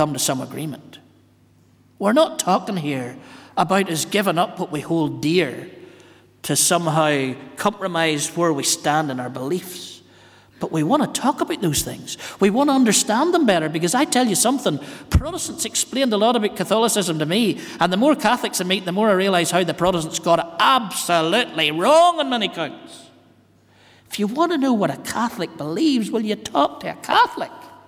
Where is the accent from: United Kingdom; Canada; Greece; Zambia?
United Kingdom; Northern Ireland; growing up in Northern Ireland